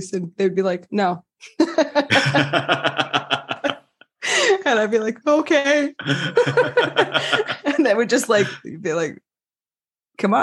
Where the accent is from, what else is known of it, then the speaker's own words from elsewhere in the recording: United States; now in France; as an American